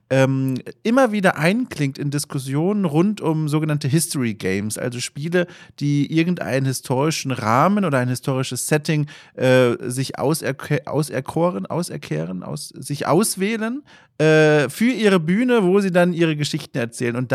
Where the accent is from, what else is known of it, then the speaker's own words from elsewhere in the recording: Bavaria, Germany; ich komme selbst aus Franken. Äh, ich habe den, den Dialekt über die Jahre verloren.